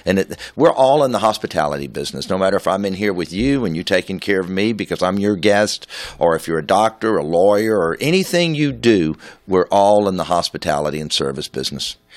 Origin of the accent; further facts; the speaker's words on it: Houston, Texas, United States; to have been around so long in my hometown